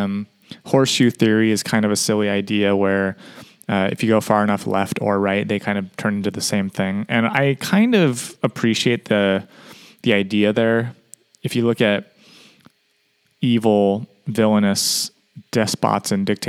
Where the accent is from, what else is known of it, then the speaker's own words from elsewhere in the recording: United States; as an American